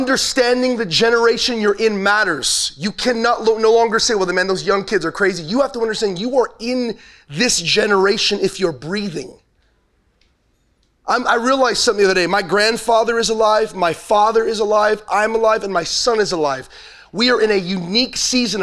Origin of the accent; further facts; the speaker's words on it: Los Angeles, California, United States; I'm originally from Los Angeles, so I'm not a born and raised Texan